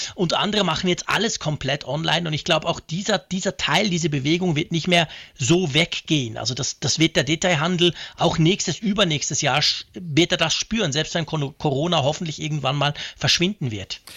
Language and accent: German; Switzerland; als Schweizer